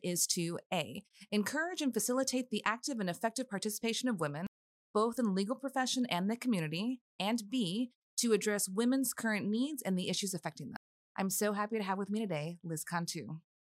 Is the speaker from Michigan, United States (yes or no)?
no; McAllen, Texas, United States; now in Austin, United States; growing up in the Valley